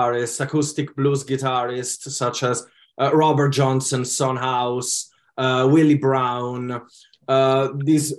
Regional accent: Italy; now in United Kingdom; growing up in Italy, obviously, allowed me to have influences from my country's music as well

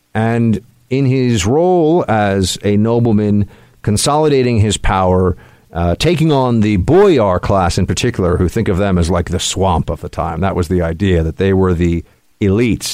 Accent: New York City, New York, United States; this is my hometown. Uh, this is where I was born and raised

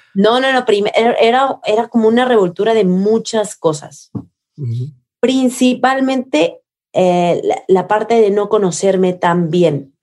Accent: Coatepec, Veracruz, Mexico; Veracruz, que es mi pueblo, Coatepec, mi pueblo de donde yo crecí

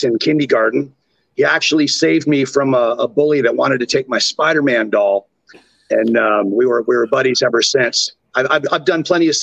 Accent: Orangeville, Ontario, Canada; accent: Canadian; my hometown of Orangeville, Ontario, Canada

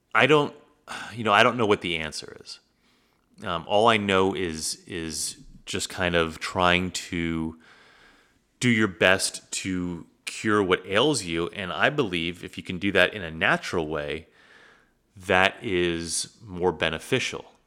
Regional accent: United States; growing up in the United States

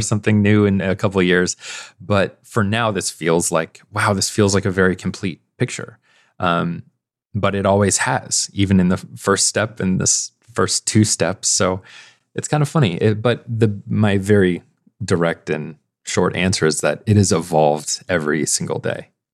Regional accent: Midwest, United States; I'm from the Midwest

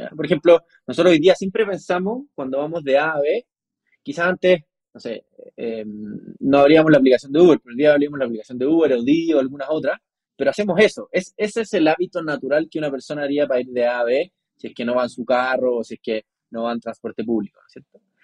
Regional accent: Chile; Yo nací en Chile

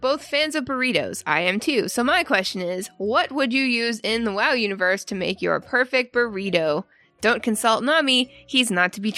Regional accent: Canada; moved away; I used to work at a Domino's Pizza in my hometown back in Canada years ago

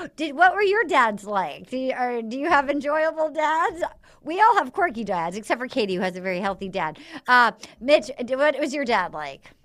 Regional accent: Little Compton, Rhode Island, United States; from my hometown, like my, any dad from Little Compton, Rhode Island

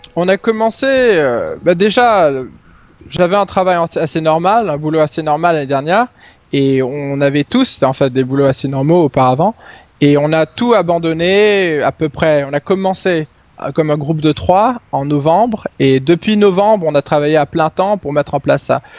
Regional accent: Stockholm, Stockholm County, Sweden; French is a second language; je suis suédois, j'ai euh, vécu la plus grande, la grande majorité de mes euh, presque 30 années en Suède, à Stockholm

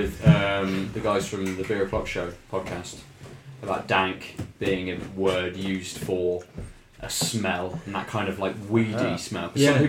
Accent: Weymouth, South West England, United Kingdom; moved away; I'm from Weymouth originally, from Dorset.

